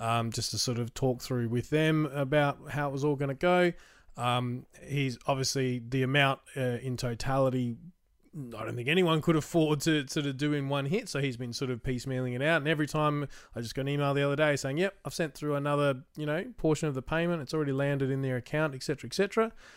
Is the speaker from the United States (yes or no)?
no; Australia; as an Australian